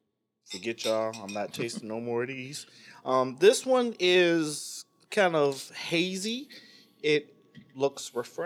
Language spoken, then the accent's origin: English; Midwest, United States; I mean, I'm from the Midwest as well, so I didn't know like a bunch of tan kids